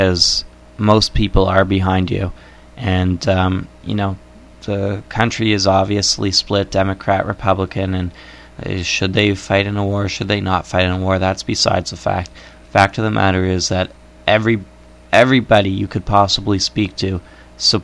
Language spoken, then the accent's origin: English; Canada; I am Canadian